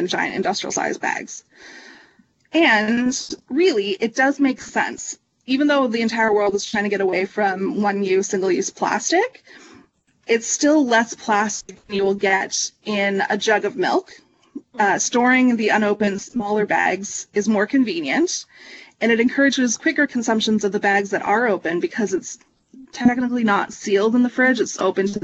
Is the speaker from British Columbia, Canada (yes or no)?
no; Ontario, Canada; I grew up in Ontario